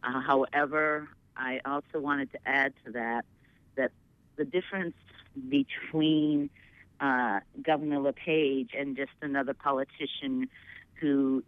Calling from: Portland, Maine, United States; I'm calling from Portland.

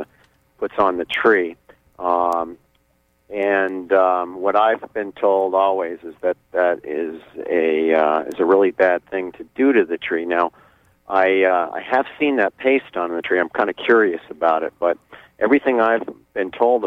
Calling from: Blue Hill, Maine, United States; Yeah, I'm calling from Blue Hill. I'm an arborist in Blue Hill, and I prune a lot of apple trees.

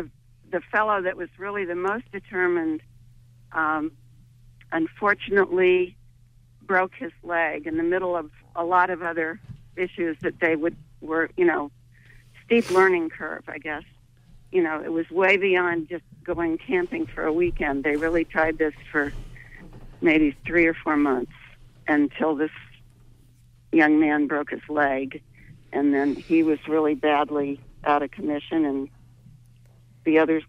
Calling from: St. George, Maine, United States; I'm calling from St. George, Maine.

